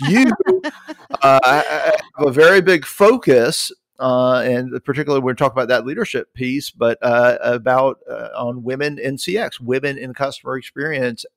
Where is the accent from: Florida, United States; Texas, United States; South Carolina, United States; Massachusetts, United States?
South Carolina, United States; accent: Southern; I'm from South Carolina